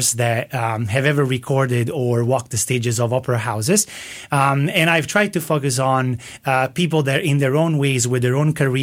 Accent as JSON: {"language": "English", "area": "Naples region", "region": "Campania", "country": "Italy", "said": "I am from the Naples region"}